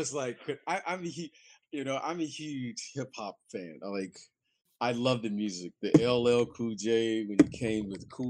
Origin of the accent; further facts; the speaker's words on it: Detroit, Michigan, United States; I'm from Detroit.